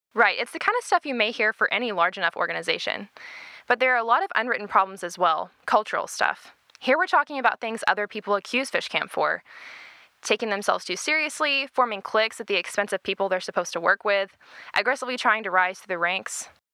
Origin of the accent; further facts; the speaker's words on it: Arlington, Texas, United States; from Arlington, Texas